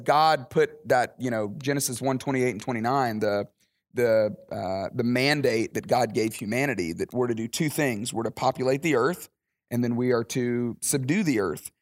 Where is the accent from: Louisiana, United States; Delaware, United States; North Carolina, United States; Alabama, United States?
Alabama, United States; moved away as an adult; also born or lived in Dallas, Texas; now in Atlanta, United States; I grew up in Alabama.